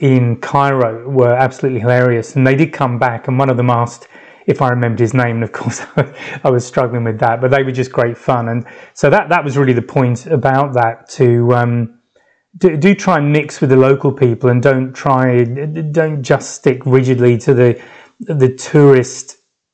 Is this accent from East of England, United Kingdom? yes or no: no; London, United Kingdom; moved away as an adult; now in France; I said I was from London